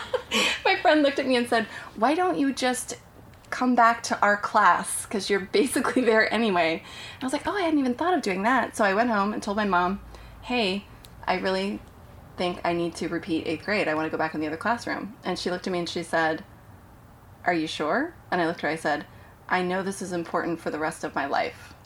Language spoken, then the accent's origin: English; Portland, Oregon, United States; moved away; I grew up in Portland, Oregon.